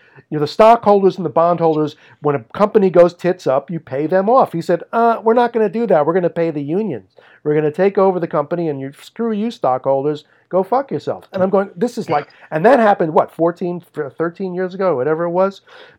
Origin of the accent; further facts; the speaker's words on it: New York City, New York, United States; I'm a schlub from Brooklyn.